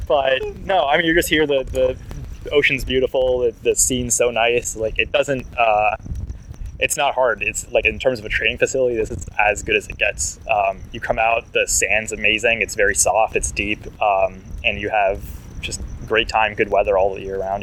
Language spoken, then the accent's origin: English; near Washington D.C., District of Columbia, United States; moved away as an adult; now in Los Angeles, United States; I grew up near Washington D.C., and then I moved out to L.A. in mid 2010s.